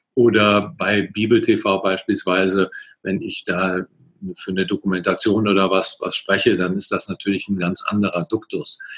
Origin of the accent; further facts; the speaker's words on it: Cologne, North Rhine-Westphalia, Germany; also born or lived in Ingolstadt; ich komme hier aus der Ecke Köln äh, und Umgebung